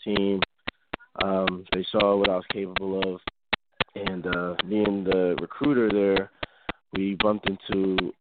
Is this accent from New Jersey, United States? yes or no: yes; Neptune, New Jersey, United States; moved away as an adult; also born or lived in New Haven, Connecticut / Kutztown, Pennsylvania; Neptune, New Jersey, I would say is where I grew up